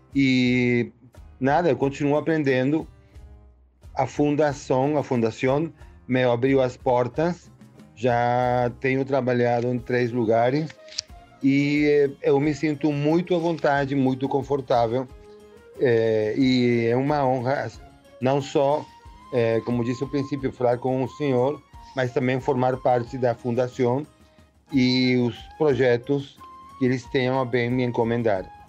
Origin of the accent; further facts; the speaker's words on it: Caracas, Capital District, Venezuela; Portuguese is a second language; also born or lived in Rio de Janeiro, Brazil; eu nasci em Caracas, no 55. Meu pai era militar, minha mãe dona de casa, então é, por volta dos 64, meu pai foi enviado numa missão para o Rio de Janeiro